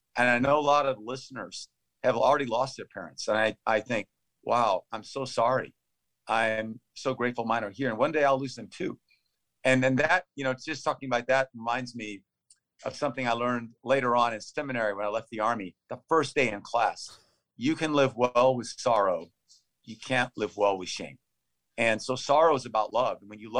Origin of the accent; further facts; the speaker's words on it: Thailand; also born or lived in Texas; I was born in Texas, and thus always a Texan, and grew up, though, in Thailand. When I was 9 months old, we went overseas. And I grew up out in the jungle